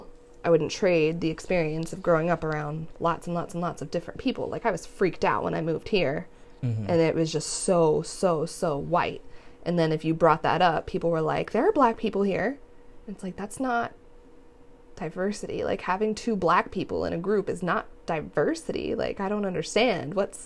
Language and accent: English; New Jersey, United States; I'm from New Jersey, so that is a huge melting pot.